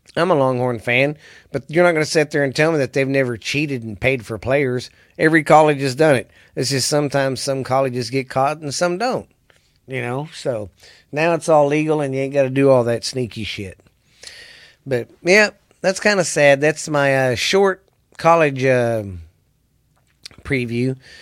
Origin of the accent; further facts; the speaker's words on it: the South, United States; I'm from the South